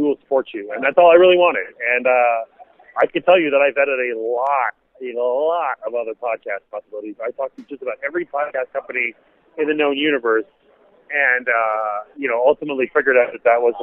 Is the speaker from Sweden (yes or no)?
no; Montreal, Quebec, Canada; moved away as an adult; also born or lived in Washington, D.C. / Los Angeles; now in United States; I grew up in Montreal